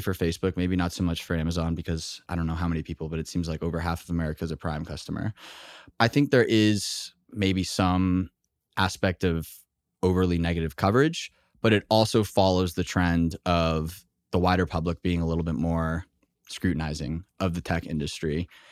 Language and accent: English; Texas, United States; moved away; also born or lived in Boston; I grew up in Texas, went to school in Boston